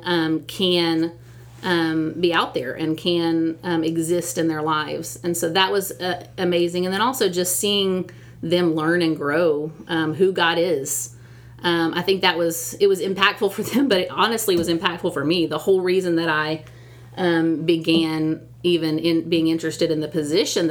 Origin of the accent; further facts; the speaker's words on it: Texas, United States; I'm a Texan all the way. I'm born and raised here